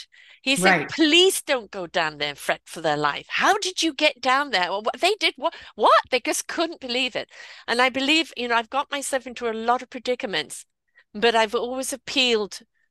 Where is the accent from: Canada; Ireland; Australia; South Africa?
South Africa; accent: South African twang; also born or lived in England; my South African twang.